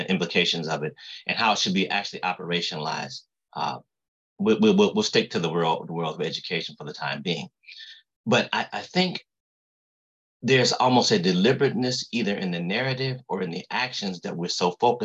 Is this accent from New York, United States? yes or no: no; Ohio, United States; I'm from Ohio. There's no water around me